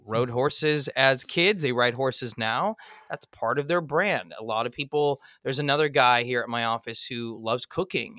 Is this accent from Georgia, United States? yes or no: no; Los Angeles, California, United States; As a kid, I, I grew up in Eagle Rock, California.